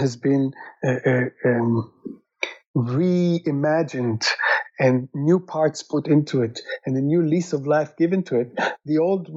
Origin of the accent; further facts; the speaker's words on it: Israel; I'm originally from Israel